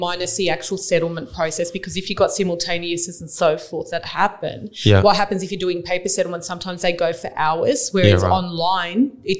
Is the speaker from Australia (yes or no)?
yes; Baralla, Western Australia, Australia; I grew up in Baralla and I had my mother around that area